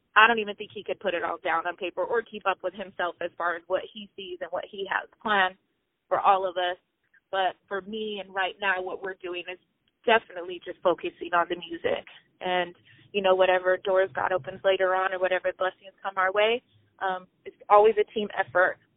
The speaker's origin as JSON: {"language": "English", "town": "Pomona", "region": "California", "country": "United States", "said": "originally, I'm from Pomona, California"}